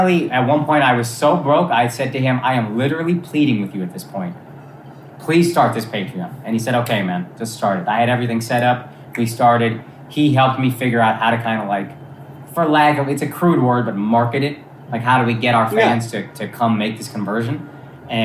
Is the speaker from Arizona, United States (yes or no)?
no; Texas, United States; moved away as an adult; also born or lived in New York / Los Angeles; I grew up in Texas, which is very Republican, whatever, so I was pretty liberal